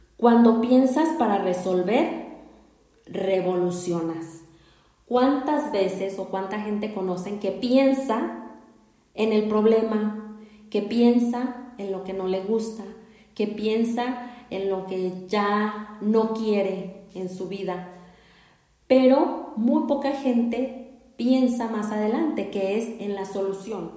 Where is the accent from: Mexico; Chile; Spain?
Mexico; en nuestra cultura aquí como mexicanos, como mexicanas